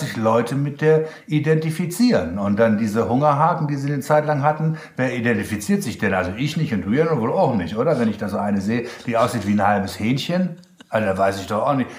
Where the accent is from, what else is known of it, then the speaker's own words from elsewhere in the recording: Germany; accent: German; mein deutscher Akzent